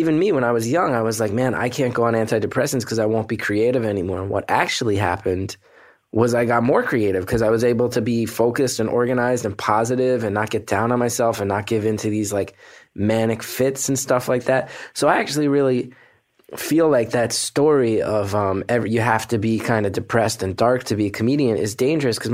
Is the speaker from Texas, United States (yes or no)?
no; New Jersey, United States; I'm a dude from New Jersey, from a pretty blue collar neighborhood